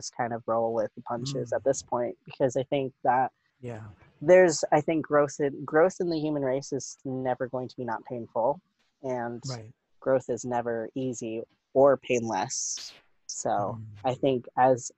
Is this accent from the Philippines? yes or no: yes; Philippines; I am a Filipino, transgender